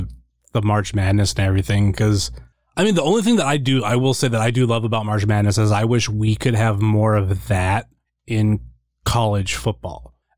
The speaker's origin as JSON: {"language": "English", "region": "Ohio", "country": "United States", "said": "I'm from Ohio, like that kind of pride."}